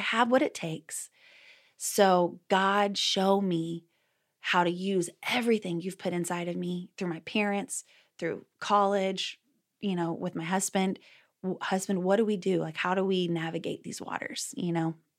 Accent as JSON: {"language": "English", "region": "Texas", "country": "United States", "moved": "yes", "lives_now": "Oklahoma, United States", "said": "I'm originally from Texas. So once a Texan, always a Texan. I live in Oklahoma now, though, with my husband"}